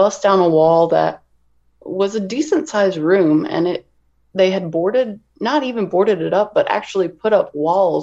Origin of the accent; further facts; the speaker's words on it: near St. Louis, southern Illinois, United States; moved away; I am originally from Illinois, a little town, probably about 30 minutes outside of St. Louis, Missouri.